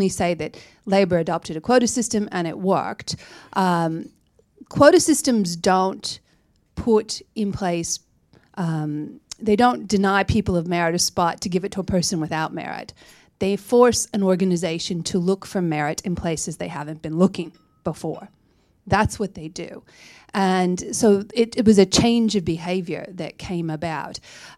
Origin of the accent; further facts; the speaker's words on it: New South Wales, Australia; I'm from the New South Wales, right?